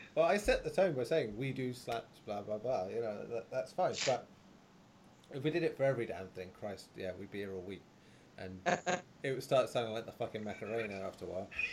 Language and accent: English; England, United Kingdom; Being English